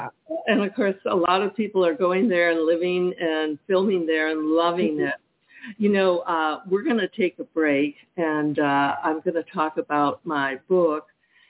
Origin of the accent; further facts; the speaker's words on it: California, United States; moved away; I'm from California. Well, we were there for over 40 years.